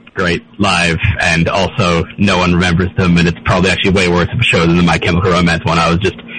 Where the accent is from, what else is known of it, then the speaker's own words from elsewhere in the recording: Australia; So I grew up in Australia where not many bands really made it out there.